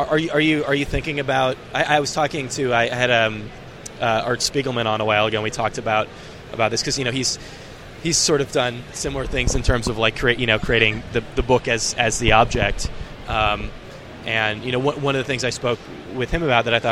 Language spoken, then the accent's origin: English; New York, United States; obviously, as a New Yorker, I can relate to this